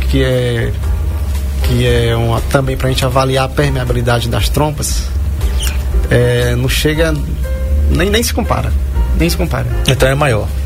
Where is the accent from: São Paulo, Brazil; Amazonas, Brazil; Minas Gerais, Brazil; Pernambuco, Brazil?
Pernambuco, Brazil; Saloá; sou da cidade de Saloá, Pernambuco.